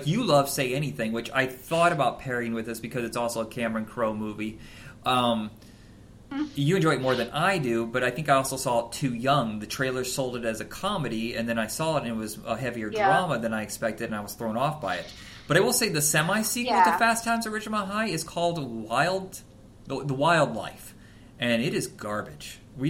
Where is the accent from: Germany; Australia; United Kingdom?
Germany; English is a second language; I'm from another country. I'm from Germany.